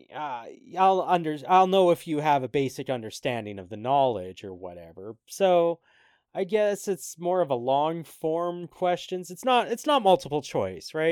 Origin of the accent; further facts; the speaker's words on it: Canada; Even as a Canadian